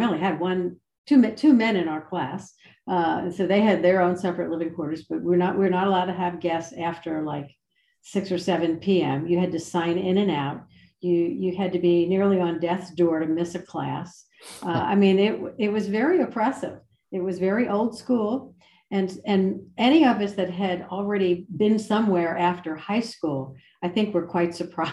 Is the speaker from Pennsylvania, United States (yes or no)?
yes; Philadelphia, Pennsylvania, United States; I grew up outside Philadelphia, so I was sort of a city girl.